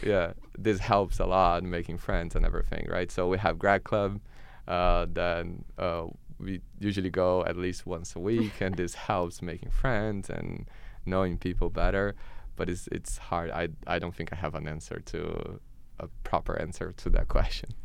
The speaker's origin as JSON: {"language": "English", "country": "Brazil", "moved": "as an adult", "lives_now": "Canada"}